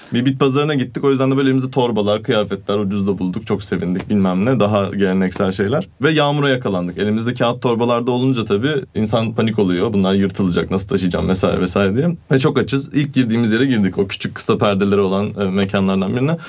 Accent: Turkey; also born or lived in Italy; Türk'üm dedim

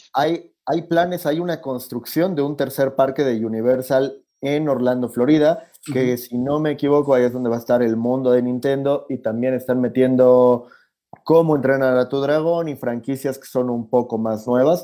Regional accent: Mexico; yo soy el mexicano

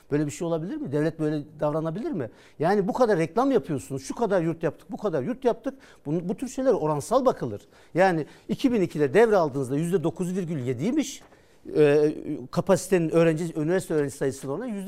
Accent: Kütahya, Turkey; Ha benim memleketime gidecek.

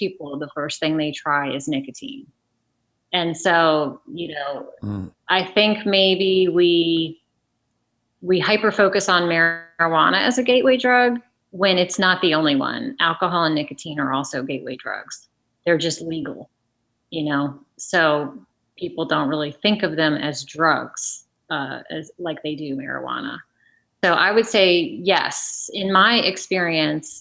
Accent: Loudoun County, Virginia, United States; I grew up in Loudoun County, Virginia

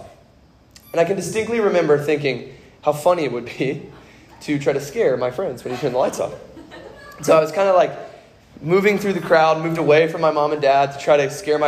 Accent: Kentucky, United States; I grew up in Kentucky

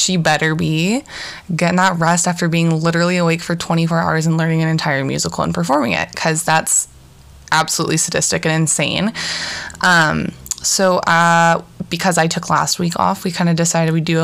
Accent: Portland, Oregon, United States; We're from Portland, Oregon

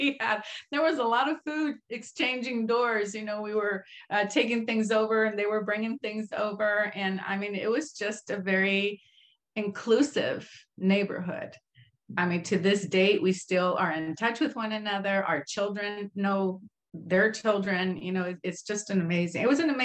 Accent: Compton, California, United States; also born or lived in Mexico / East Los Angeles; we grew up in Compton

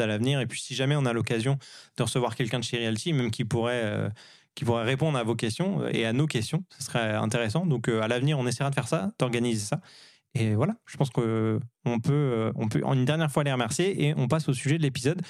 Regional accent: France; now in Montreal, Canada; on est des Français qui vivons euh, à, Montréal

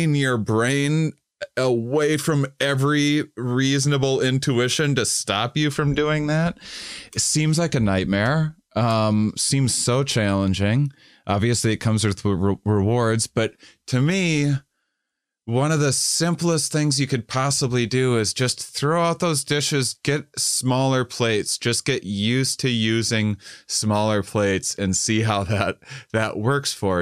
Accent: La Crosse, Wisconsin, United States; moved away; I'm from Wisconsin originally.

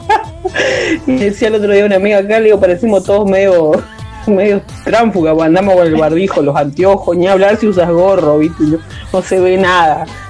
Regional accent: Concordia, Entre Ríos, Argentina; mi pueblo, el pueblo de donde yo vengo, que se llama Concordia. Yo estoy viviendo en otra localidad

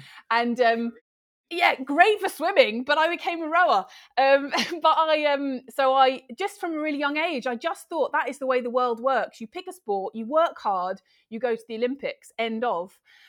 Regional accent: London, United Kingdom; now in Gloucestershire, United Kingdom; Oh, I'm in lovely Gloucestershire, which is my adopted home. I'm from the outskirts of London originally

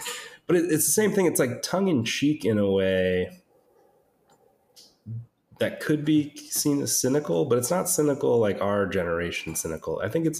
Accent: United States; I'm Italian American

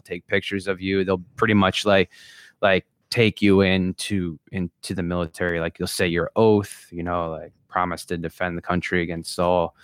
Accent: Long Beach Island, New Jersey, United States; moved away; I grew up in New Jersey in a place called Long Beach Island

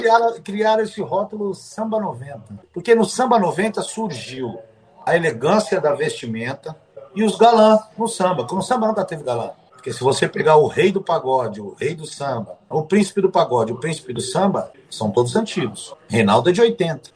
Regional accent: São Paulo, Brazil; also born or lived in Rio de Janeiro; Sou paulistano, nascido e criado na zona norte de São Paulo

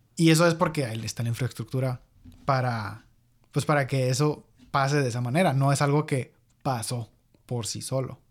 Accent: Guasave, Sinaloa, Mexico; moved away as an adult; also born or lived in Hermosillo, Sonora; en Guasave donde no yo crecí

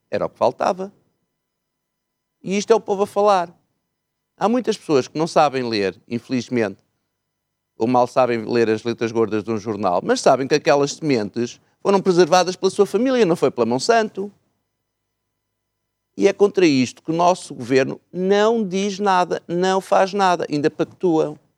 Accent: Miranda do Douro, Norte, Portugal; eu sou de uma terra do mais recôndito que há. Sou mirandês, Miranda do Douro. Uhum. Portanto, a minha língua oficial é mirandês, não é português. Mas eu sempre falei português

